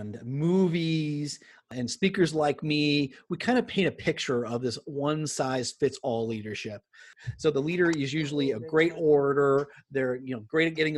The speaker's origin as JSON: {"language": "English", "region": "Southern California", "country": "United States", "tie": "born or raised there", "said": "I grew up in here in Southern California."}